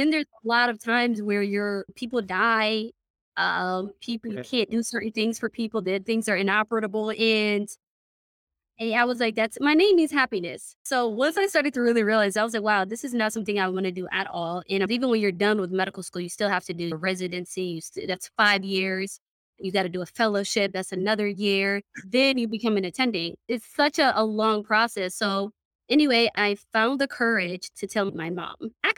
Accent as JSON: {"language": "English", "country": "Somalia", "also_born_or_lived": "United Kingdom", "moved": "yes", "lives_now": "United States", "said": "I am originally from Somalia. So I haven't actually been in the States for long. I've only been here now for, exactly 10 years. I came in 2012."}